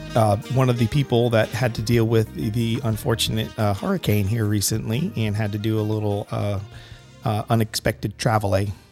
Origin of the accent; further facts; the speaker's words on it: Connecticut, United States; I grew up in Connecticut